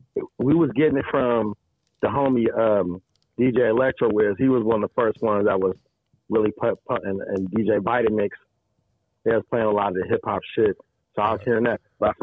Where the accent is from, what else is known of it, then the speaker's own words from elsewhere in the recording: Portland, Oregon, United States; moved away as an adult; also born or lived in Kentucky / Seattle, Washington; now in New York City, United States; I grew up pretty much in Portland, and then came up to Seattle.